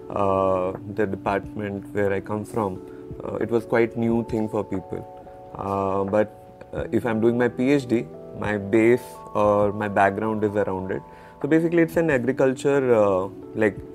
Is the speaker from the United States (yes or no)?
no; Punjab, India; also born or lived in West Bengal; Uh, like I was born in West Bengal, then brought up in Punjab.